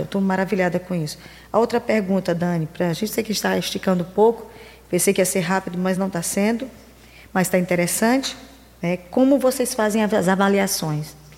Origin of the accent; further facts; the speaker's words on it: interior of Maranhão, Brazil; eu sou do interior do Maranhão